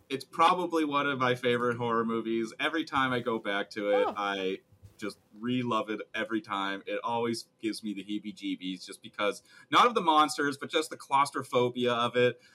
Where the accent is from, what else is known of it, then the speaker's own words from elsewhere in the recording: Canada; we're too Canadian